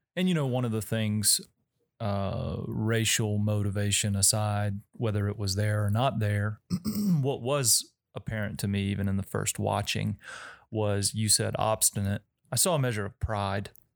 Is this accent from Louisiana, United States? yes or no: yes; Denham Springs, Louisiana, United States; I grew up in Denham Springs